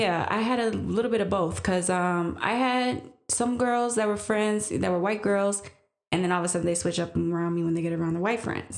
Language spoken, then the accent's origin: English; Green Bay, Wisconsin, United States; growing up in Green Bay for me was when I was growing up, mostly you saw what in school was just white